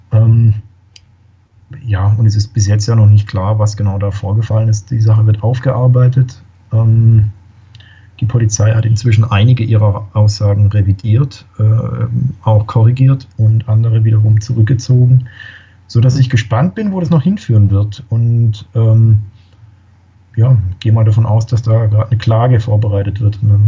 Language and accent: German; Karlsruhe, Baden-Württemberg, Germany; also man, man, man, als Karlsruher weiß man das, ja. Man fährt nach Stuttgart und verliert